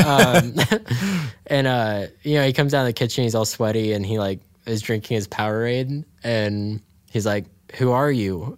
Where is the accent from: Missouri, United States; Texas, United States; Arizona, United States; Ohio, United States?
Ohio, United States; Dayton; we grew up in Dayton